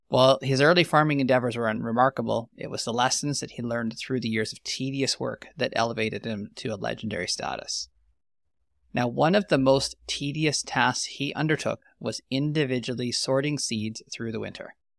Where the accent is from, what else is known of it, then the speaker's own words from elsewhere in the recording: Canadian Prairies, Canada; I'm an agronomist from the Western Canadian prairies